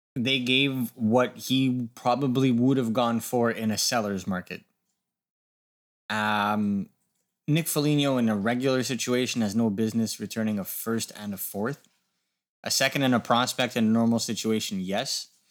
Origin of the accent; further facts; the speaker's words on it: Canada; as a Canadian hockey fan